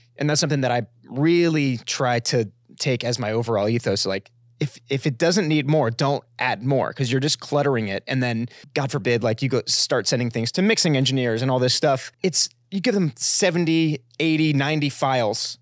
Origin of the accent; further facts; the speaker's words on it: Florida, United States; I grew up in Florida